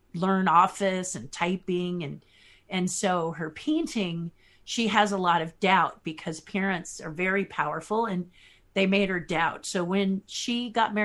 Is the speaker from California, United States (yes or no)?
yes; Los Angeles, California, United States; I am from Hollywood, California